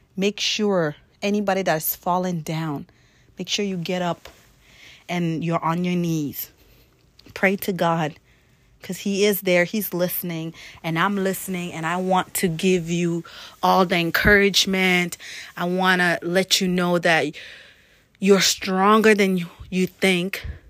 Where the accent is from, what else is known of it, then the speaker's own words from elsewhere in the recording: South Sudan; now in Maine, United States; my background being as I'm from Africa, from South Sudan, coming from one of the hottest country in the world